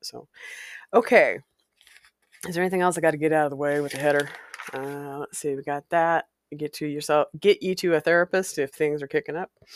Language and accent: English; Walla Walla, Washington, United States; moved away; my hometown of Walla Walla, Washington. It's a place I spent several years growing up, from being a child to growing into early puberty.